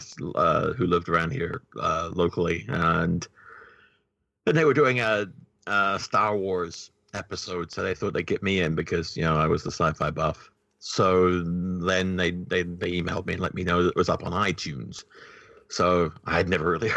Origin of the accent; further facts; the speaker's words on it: New Zealand; I said, New Zealand